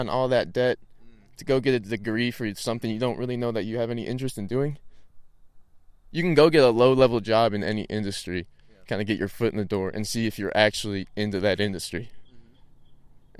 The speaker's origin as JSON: {"language": "English", "area": "the Ozarks", "region": "Arkansas", "country": "United States", "said": "I'm from the Ozarks, Arkansas."}